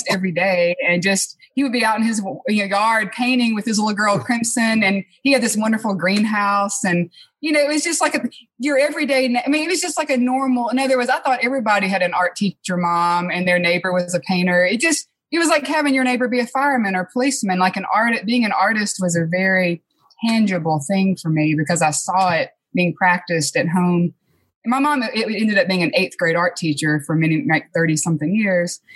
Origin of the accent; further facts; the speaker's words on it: Clinton, Mississippi, United States; moved away as an adult; also born or lived in Cleveland, Mississippi; now in Grenada, United States; I actually grew up in Clinton. I went to Clinton Public